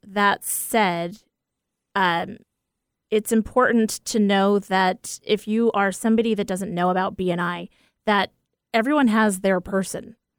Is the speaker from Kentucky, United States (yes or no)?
no; Port Washington, New York, United States; Port Washington, New York, one one oh five oh. That's the town that I was born